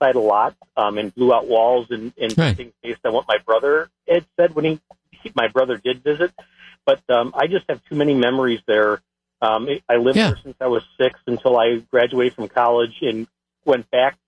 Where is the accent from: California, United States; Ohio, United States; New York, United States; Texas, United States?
Ohio, United States; Cleveland; now in West Bend, United States; I grew up in Cleveland, Ohio